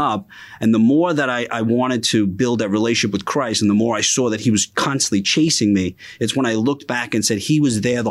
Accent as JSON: {"language": "English", "town": "New York City", "region": "New York", "country": "United States", "tie": "born or raised there", "said": "I grew up in Bensonhurst, Brooklyn."}